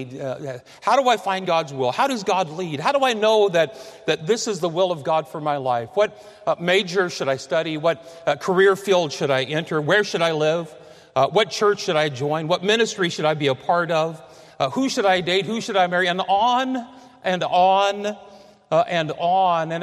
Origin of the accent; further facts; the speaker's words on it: Fort Madison, Iowa, United States; I grew up in Fort Madison, Iowa, on the Mississippi River, 20 miles south of Burlington